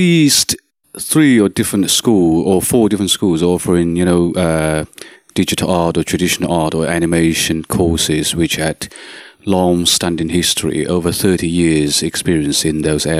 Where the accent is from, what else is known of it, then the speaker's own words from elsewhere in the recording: China; now in Netherlands; I was born in China.